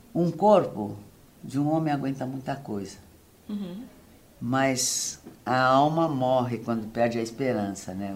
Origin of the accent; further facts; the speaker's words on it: Santos, São Paulo, Brazil; now in Paraíba, Brazil; Eu nasci em Santos